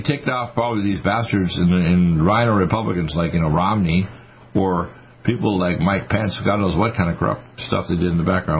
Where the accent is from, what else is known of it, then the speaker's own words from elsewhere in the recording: Nova Scotia, Canada; moved away; also born or lived in Michigan; when I was raised in Nova Scotia